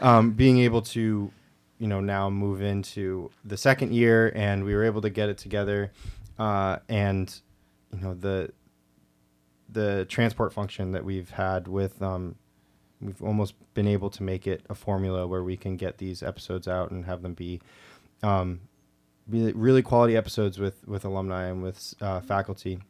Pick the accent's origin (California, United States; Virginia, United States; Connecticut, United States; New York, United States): Connecticut, United States; Granby; I'm from, like, a smaller town in Connecticut